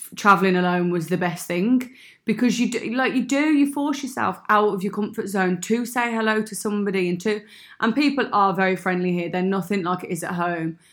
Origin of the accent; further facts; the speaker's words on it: Birmingham, West Midlands, United Kingdom; accent: Brummy; moved away as an adult; now in Sydney, Australia; I am from Birmingham